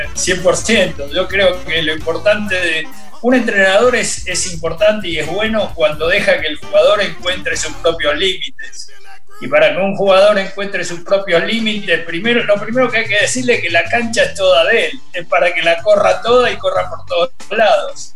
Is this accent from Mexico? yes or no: no; Argentina; represento al rugby argentino. O sea, soy reconocido eh, como, como argentino